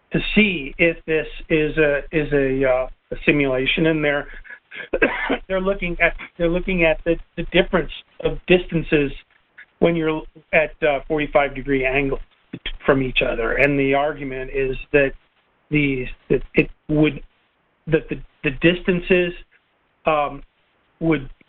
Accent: Northern United States, United States; accent: Yankee; also born or lived in Knoxville, Tennessee; I lose my Yankee accent.

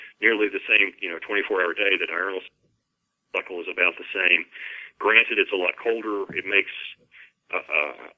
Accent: East Kentucky, United States; I come from East Kentucky, you know, where coal is king.

